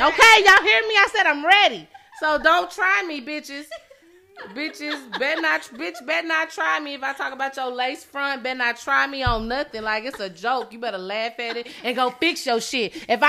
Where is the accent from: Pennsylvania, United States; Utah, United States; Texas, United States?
Pennsylvania, United States; Philadelphia; I'm still from West